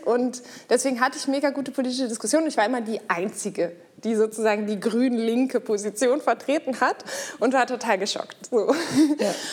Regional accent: Hamburg, Germany; ich komme zwar aus Hamburg

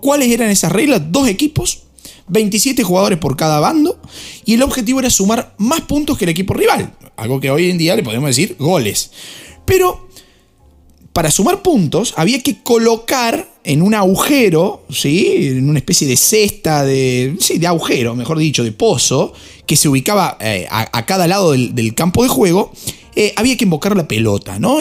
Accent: Argentina; como argentino

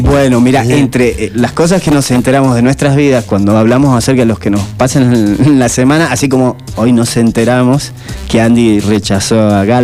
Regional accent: Cerrillos, Salta, Argentina; soy de Cerrillos.

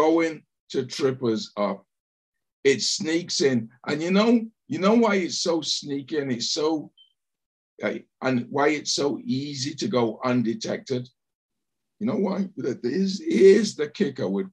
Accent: England, United Kingdom; growing up in England

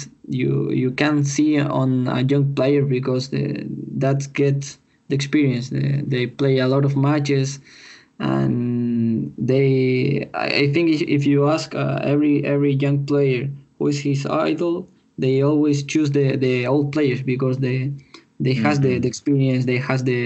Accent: Chile; I'm born and raised in Chile.

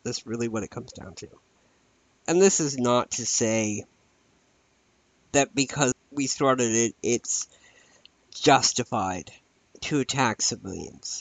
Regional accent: United States; I am an American

